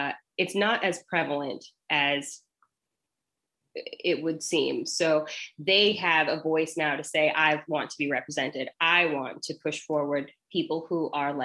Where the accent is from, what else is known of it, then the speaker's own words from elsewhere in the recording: Denver, Colorado, United States; moved away; I'm from Denver, so I'm going back home